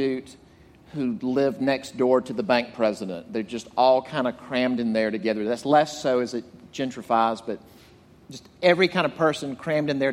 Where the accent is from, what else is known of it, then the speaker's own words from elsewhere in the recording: Jackson, Mississippi, United States; moved away; I grew up in Mississippi, an insurance salesman's son. And but in Mississippi, I'm from Jackson